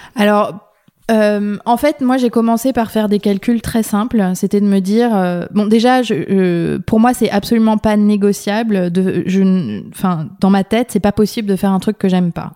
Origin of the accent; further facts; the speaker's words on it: France; also born or lived in Paris; je suis française et j'habite à Paris